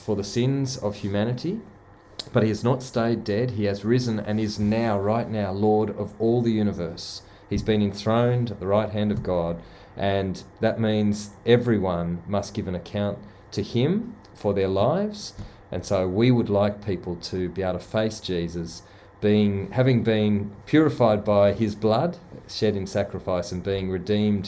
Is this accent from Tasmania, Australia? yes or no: no; Sydney, New South Wales, Australia; accent: convict (Australian); my convict accent